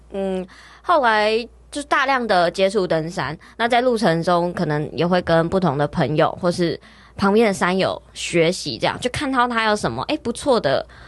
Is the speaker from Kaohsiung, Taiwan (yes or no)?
no; Taipei, Taiwan; 我是在台北土生土长嗯。的小孩